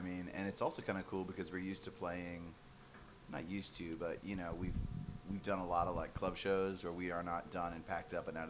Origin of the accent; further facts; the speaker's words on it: Georgia, United States; We're from Georgia.